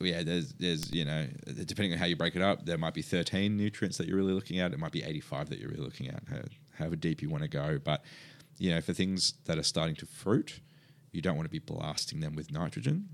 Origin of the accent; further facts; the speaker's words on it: Perth, Western Australia, Australia; now in Melbourne, Australia; I grew up in Perth